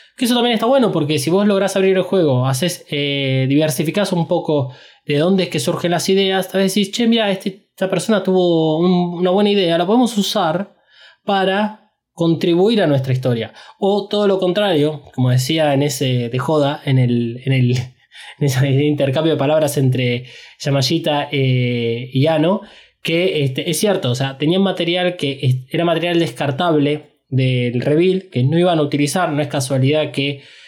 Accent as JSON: {"language": "Spanish", "country": "Argentina"}